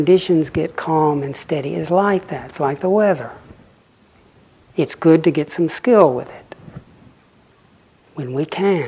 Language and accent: English; Lake Chickamauga, Tennessee, United States; I grew up on Lake Chickamauga